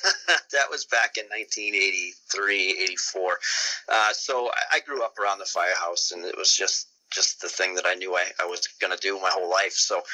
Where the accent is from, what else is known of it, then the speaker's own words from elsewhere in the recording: Maine, United States; I'm from Maine in the wonderful United States of America.